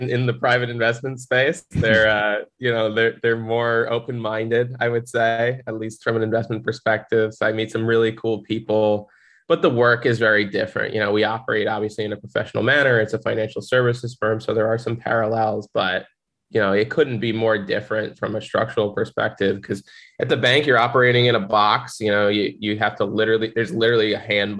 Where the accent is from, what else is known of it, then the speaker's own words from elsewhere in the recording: Central New Jersey, United States; moved away as an adult; now in Miami, United States; I'm originally from Central New Jersey, was born and raised there